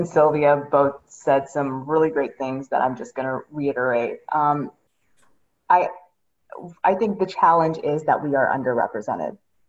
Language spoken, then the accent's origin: English; Pakistan; there will be people who will see me and know that I'm originally from Pakistan and will assume that I am a South Asian expert